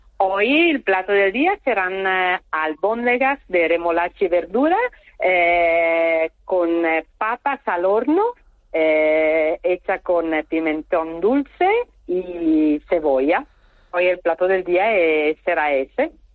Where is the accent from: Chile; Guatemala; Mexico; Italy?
Italy; northern Italy; Spanish is a second language; moved away as an adult; now in Puerto del Rosario, Spain; estoy del norte, yo vivo entre Milano y Turín, eh, ahí en el medio